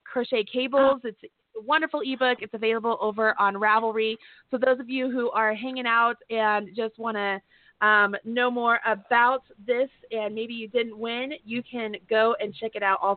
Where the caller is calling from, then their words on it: Kentucky, United States; I'm calling from Kentucky.